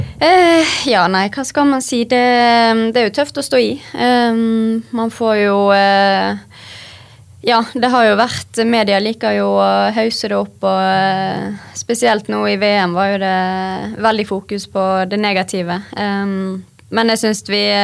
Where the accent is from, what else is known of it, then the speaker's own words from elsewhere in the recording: Bergen, Vestland, Norway; Vi er jo bergensere